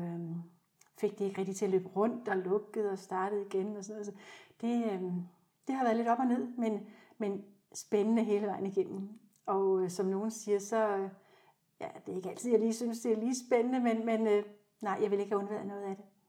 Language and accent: Danish; South Zealand, Denmark; Jeg er født på Sydsjælland og vokset op i en helt almindelig familie